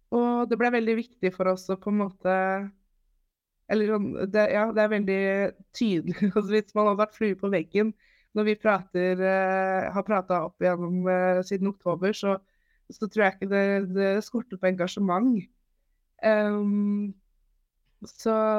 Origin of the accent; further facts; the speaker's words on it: Holmestrand, Vestfold, Norway; Jeg er 28 år, fra Holmstrand